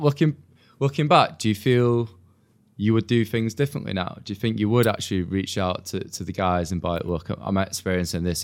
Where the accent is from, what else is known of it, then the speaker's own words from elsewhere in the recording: Manchester, North West England, United Kingdom; moved away as an adult; also born or lived in Huddersfield; now in London, United Kingdom; I'm originally from Manchester, you see, and I kind of moved straight to London